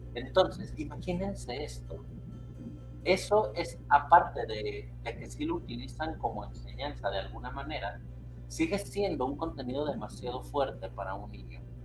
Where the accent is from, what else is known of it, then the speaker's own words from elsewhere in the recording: Mexico; yo lo estoy hablando desde México